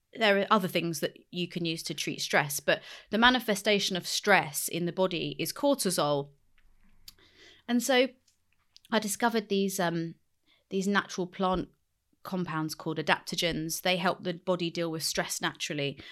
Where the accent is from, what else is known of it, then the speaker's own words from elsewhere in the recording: London, United Kingdom; I grew up in West London